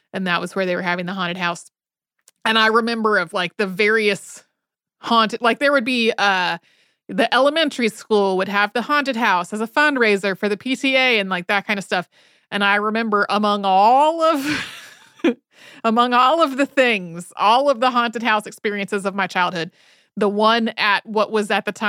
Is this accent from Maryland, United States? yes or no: no; Winston-Salem, North Carolina, United States; So when I was a kid, I grew up outside of Winston-Salem, North Carolina.